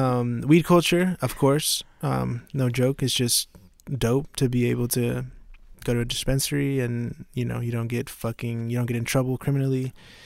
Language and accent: English; Fort Worth, Texas, United States; because, you know, we grew up in Fort Worth.